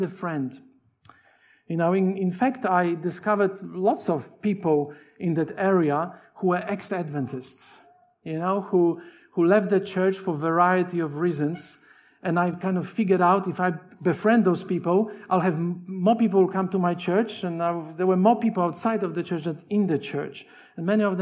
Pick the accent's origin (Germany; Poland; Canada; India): Poland; English is a second language; moved away as an adult; also born or lived in Tasmania, Australia; now in Australia; I'm Polish by birth. I came to Australia when I was 22 in 1986, and I went to Avondale without speaking any English. So when I was growing in Poland